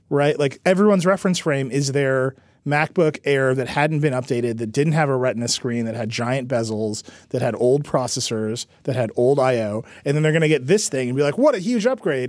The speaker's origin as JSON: {"language": "English", "town": "Mount Pleasant", "region": "Wisconsin", "country": "United States", "tie": "born or raised there", "moved": "yes", "lives_now": "New York, United States", "said": "I'm from Racine. And further, in a, a village in Racine County called Mount Pleasant, which is where my house is. Okay, so that's where I grew up."}